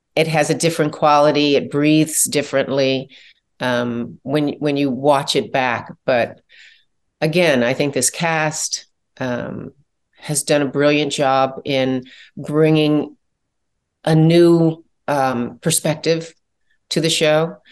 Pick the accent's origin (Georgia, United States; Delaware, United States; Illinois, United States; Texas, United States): Illinois, United States; Chicago; I'm from Chicago